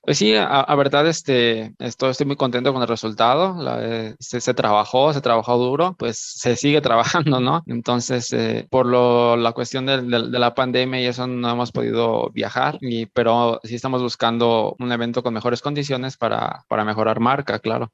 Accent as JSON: {"language": "Spanish", "region": "Michoacán", "country": "Mexico", "moved": "yes", "said": "yo no soy de aquí, yo soy de, yo soy yo soy de Michoacán"}